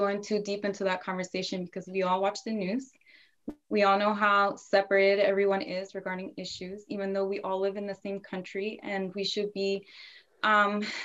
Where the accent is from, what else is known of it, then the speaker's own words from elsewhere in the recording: Northern Virginia, United States; I was born in Virginia, mostly raised in Northern Virginia, so always been close to DC